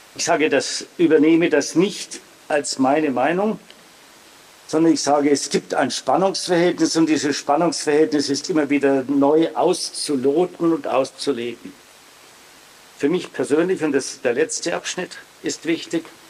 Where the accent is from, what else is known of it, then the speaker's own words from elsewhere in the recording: Hersbruck, Bavaria, Germany; Ich bin in Herzbruck aufgewachsen, neben einem katholischen Orden.